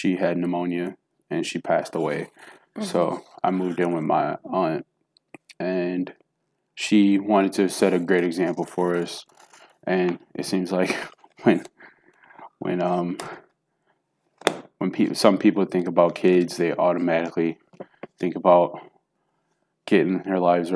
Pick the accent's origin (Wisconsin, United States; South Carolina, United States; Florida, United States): Wisconsin, United States; Milwaukee; also born or lived in Jackson, Tennessee; I was born in Jackson, Tennessee, and I moved to Milwaukee, Wisconsin when I was 3. So I'm from Wisconsin now